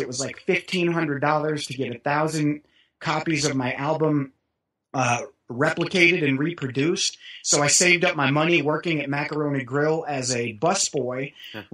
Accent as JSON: {"language": "English", "town": "Kansas City", "region": "Missouri", "country": "United States", "tie": "born or raised there", "said": "growing up in Kansas City"}